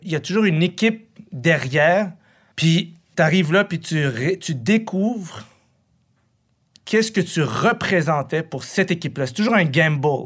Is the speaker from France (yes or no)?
no; Quebec, Canada; also born or lived in Morocco / Buffalo, United States; Moi, je viens d'une famille qui a fui la guerre. Puis là, je suis ici depuis, que, depuis que je suis petit. Je suis un fils de réfugié irakien, moi, c'est ça que je suis. Mais j'ai compris que je, je suis un Québécois